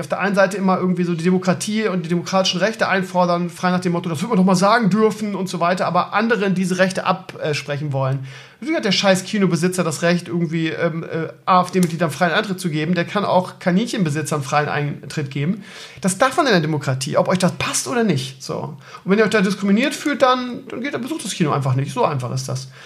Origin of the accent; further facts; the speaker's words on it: Bremen, Germany; Ich komme ja auch aus Bremen-Gröpeling, das ist ja auch Ghetto.